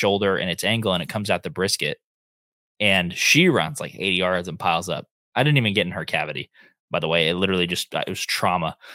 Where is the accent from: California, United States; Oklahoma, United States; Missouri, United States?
Oklahoma, United States; Northeast; We grew up hunting in Northeast Oklahoma